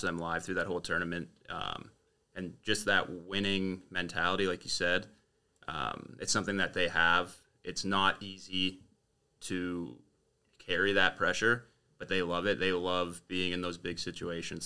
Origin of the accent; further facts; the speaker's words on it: Windsor, Ontario, Canada; born and raised in Windsor.